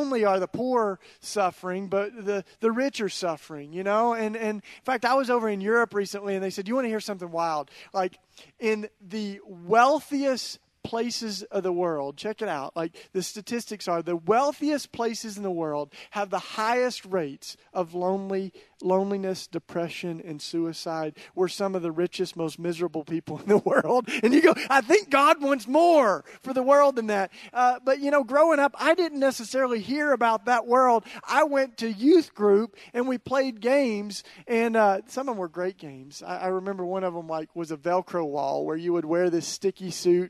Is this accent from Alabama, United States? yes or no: no; East Tennessee, United States; moved away as an adult; now in Philadelphia, United States; I grew up in East Tennessee, which is about as different from North Philly as it gets